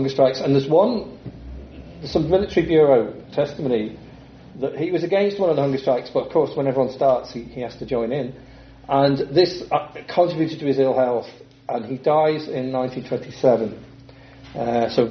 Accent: England, United Kingdom; accent: English; now in Dublin, Ireland; with my English accent

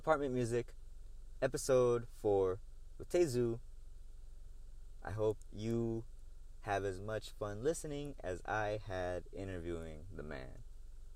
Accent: El Paso, Texas, United States; We're both artists from El Paso, Texas

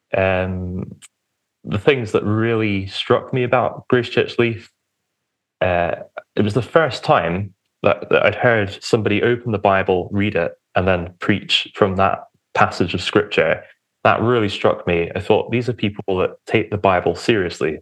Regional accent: Romford, East of England, United Kingdom; moved away; I was born in a town called Romford, which is Essex. the outskirts of London

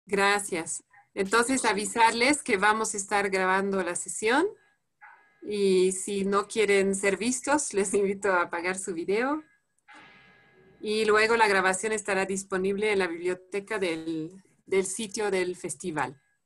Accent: France; Spanish is a second language; moved away as an adult; now in Bolivia; soy francesa

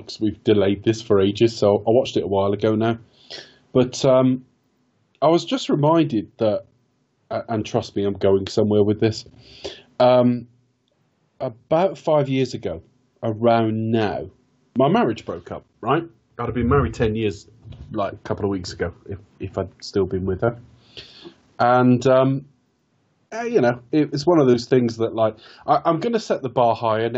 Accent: West Country, South West England, United Kingdom; I've been back in my hometown. I've just moved out of it, actually. But I've been back in the West Country about 16 years now

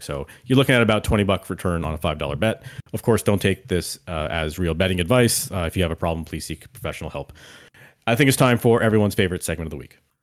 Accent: Canada; as a Canadian

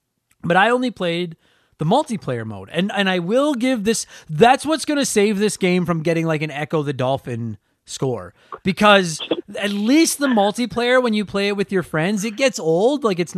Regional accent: Canada; I'm Canadian.

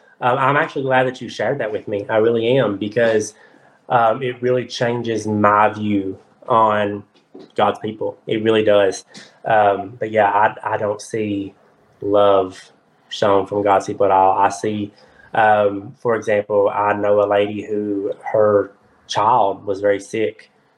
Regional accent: the Bible Belt, United States; I can tell you right now, I'm from the Bible Belt, y'all.

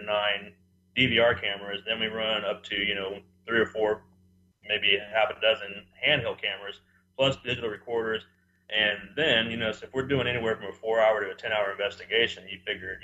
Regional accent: Dodge City, Kansas, United States; now in Wichita, United States; I grew up in Dodge City myself

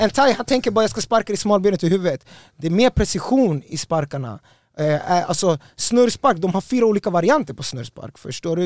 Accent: Stockholm, Stockholm County, Sweden; jag är från Östberga, jag är Östberga barn, jag är Östberga soldado

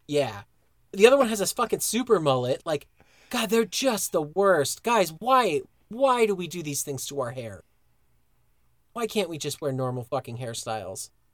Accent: Broomfield, Colorado, United States; born or raised there

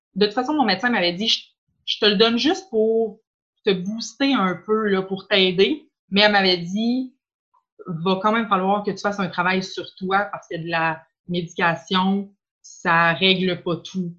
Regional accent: Quebec City, Quebec, Canada; je viens de Charlebourg

